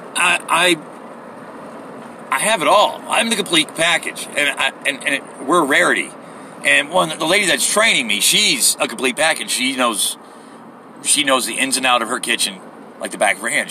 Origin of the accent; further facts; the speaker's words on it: United States; I am American